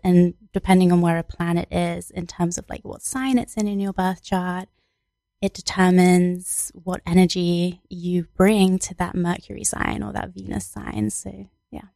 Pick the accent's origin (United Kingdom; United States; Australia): United Kingdom; England; I was born in England